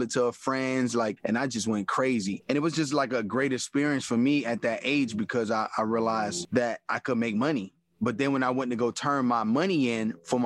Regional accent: Miami, Florida, United States; Born and raised in Miami

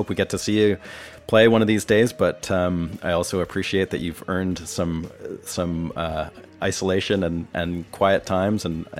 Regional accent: Vancouver, British Columbia, Canada; moved away as an adult; now in Nashville, United States; I'm from Vancouver

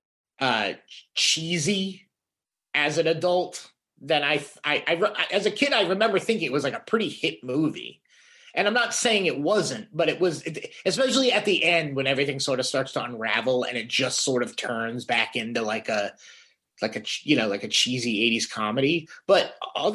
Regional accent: Woonsocket, Rhode Island, United States; growing up in Woonsocket, Rhode Island

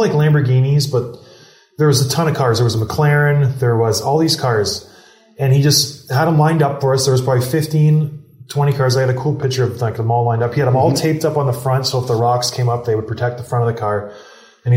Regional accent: Canada; I'm Canadian

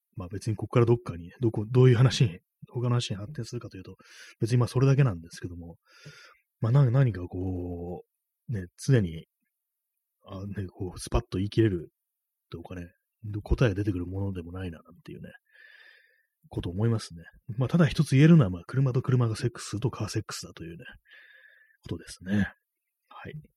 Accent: Japan; first language Japanese; 日本人でね、日本母語が日本語

